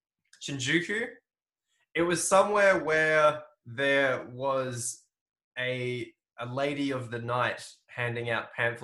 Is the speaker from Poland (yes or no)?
no; Australia; accent: Aussie; And there's something about our accent. We have to reduce it a lot so Japanese people can understand us when we're speaking English.